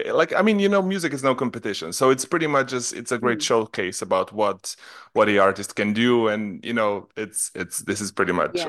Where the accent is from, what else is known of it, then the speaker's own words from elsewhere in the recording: Slovenia; moved away; No, I'm from Slovenia. Yeah, but I live...